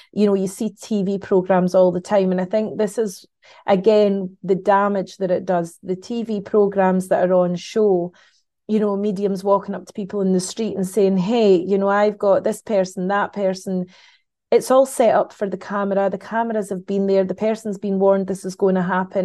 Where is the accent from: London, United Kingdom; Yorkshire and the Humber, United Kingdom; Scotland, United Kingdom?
Scotland, United Kingdom; as a Scottish, um, person